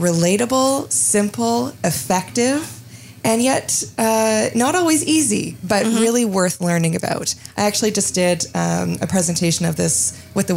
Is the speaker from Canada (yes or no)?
yes; Montreal, Quebec, Canada; also born or lived in Ontario; now in Muskoka, Canada; I grew up in Montreal